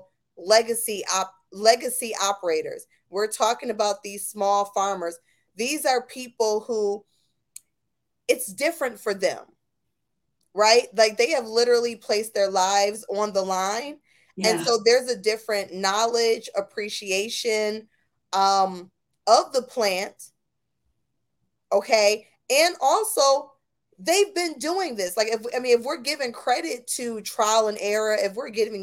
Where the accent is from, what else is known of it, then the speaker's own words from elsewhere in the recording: Buffalo, New York, United States; I'm from Buffalo, New York, right? I'm from upstate New York